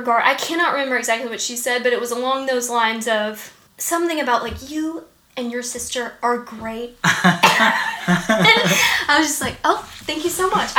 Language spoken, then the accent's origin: English; Macon, Georgia, United States; I went to college in Atlanta. And then, I was born in Macon. And then, went to Georgia Tech.